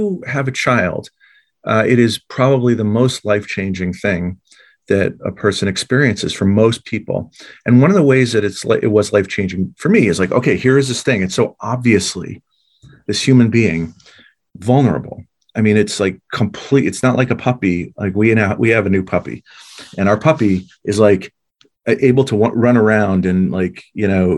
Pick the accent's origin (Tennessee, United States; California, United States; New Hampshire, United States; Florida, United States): New Hampshire, United States; Durham; the state that I was raised in, because I grew up in Durham and went to Oyster River